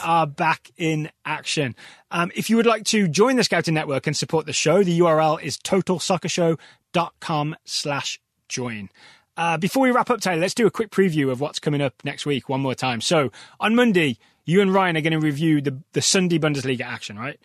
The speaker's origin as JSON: {"language": "English", "area": "Black Country", "region": "West Midlands", "country": "United Kingdom", "accent": "Black Country", "moved": "yes", "said": "I'm from a whole different region known as the Black Country"}